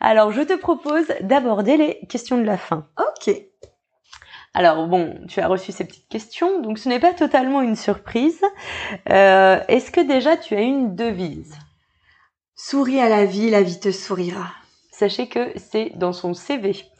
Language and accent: French; Brittany, France; now in New Caledonia; Je n'ai pas choisi d'être bretonne